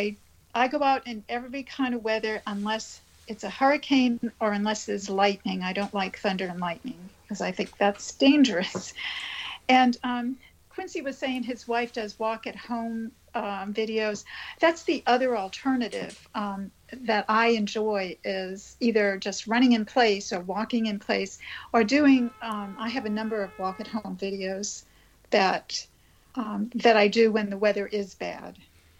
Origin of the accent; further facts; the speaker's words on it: Boston, Massachusetts, United States; moved away as an adult; also born or lived in California / Oregon / Texas / Florida; now in Tallahassee, United States; I'm a Bostonian, born and raised